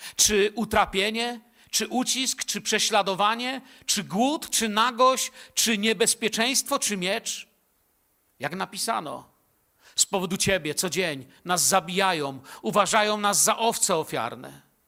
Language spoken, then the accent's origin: Polish; Bielsko-Biała, Silesian Voivodeship, Poland; born or raised there